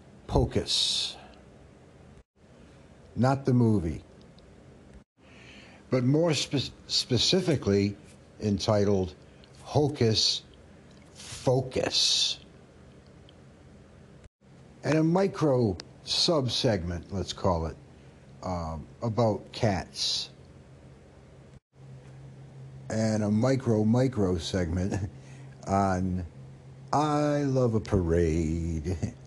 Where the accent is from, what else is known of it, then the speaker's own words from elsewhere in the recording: Canada; I'm Canadian French, and I'm proud to say it